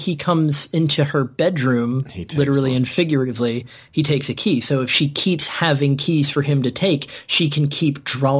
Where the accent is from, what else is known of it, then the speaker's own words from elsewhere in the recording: United States; I'm American, and I barely speak English appropriately.